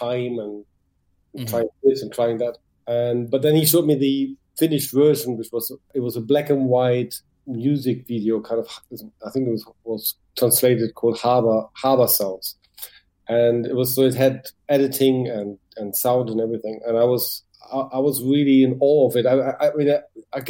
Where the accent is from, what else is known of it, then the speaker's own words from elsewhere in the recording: Düsseldorf, North Rhine-Westphalia, Germany; English is a second language; moved away as an adult; now in London, United Kingdom; my hometown, Düsseldorf